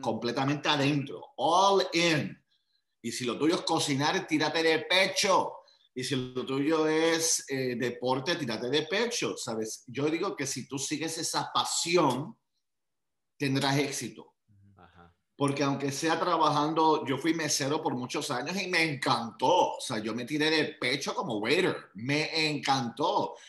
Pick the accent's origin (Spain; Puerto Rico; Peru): Puerto Rico; also born or lived in Long Island, New York; Nací en New York, en Long Island, y ah, al añito mi familia se muda a Puerto Rico